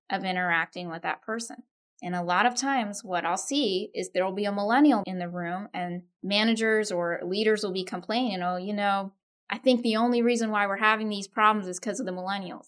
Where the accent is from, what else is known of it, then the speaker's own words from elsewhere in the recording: Austin, Texas, United States; My parents are from India. I grew up in Austin, Texas.